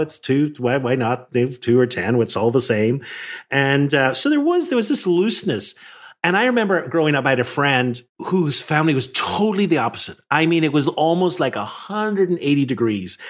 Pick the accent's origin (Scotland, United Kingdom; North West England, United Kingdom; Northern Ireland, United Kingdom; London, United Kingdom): Northern Ireland, United Kingdom; moved away; I grew up in Northern Ireland, which was a very divided society